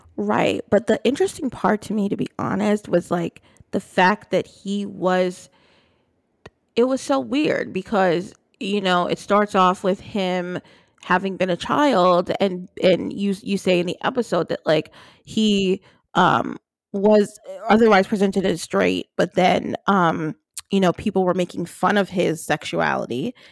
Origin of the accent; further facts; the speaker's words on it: New Jersey, United States; I grew up in New Jersey